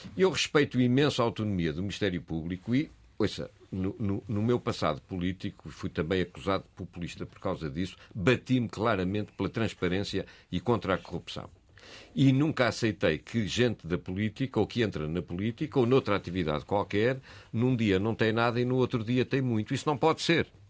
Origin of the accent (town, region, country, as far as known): Portugal